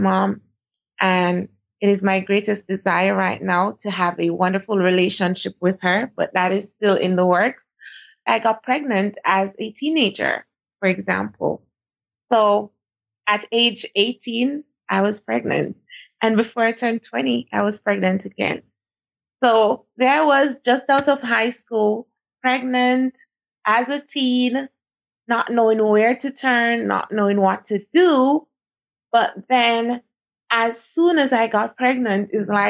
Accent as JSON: {"language": "English", "country": "Jamaica", "moved": "as an adult", "lives_now": "Dubai, United Arab Emirates", "said": "I am from Jamaica."}